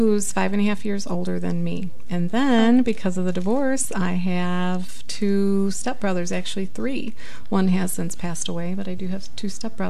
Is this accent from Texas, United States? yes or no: no; Illinois, United States; now in Arizona, United States; Living here in Arizona, I wasn't born here. I was born back in Illinois.